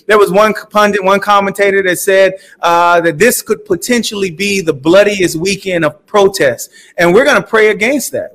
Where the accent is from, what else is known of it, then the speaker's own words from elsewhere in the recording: South Florida, United States; I grew up in South Florida.